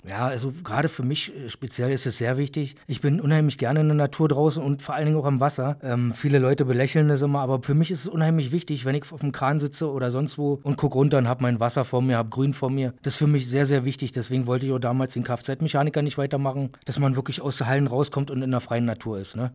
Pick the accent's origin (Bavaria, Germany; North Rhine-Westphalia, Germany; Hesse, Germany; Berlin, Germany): Berlin, Germany; moved away as an adult; now in Bochum, Germany; bin gebürtig aus Berlin